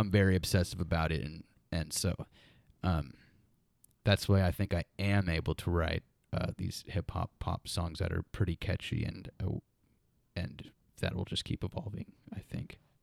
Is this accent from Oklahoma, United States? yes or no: yes; Muskogee, Oklahoma, United States; We grew up in Muskogee